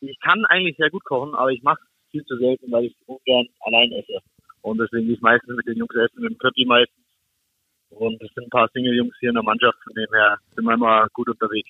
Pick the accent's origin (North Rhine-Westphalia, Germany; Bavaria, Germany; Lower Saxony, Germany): Bavaria, Germany; Augsburg; moved away; das ist meine Heimatstadt bin dort geboren, bin dort aufgewachsen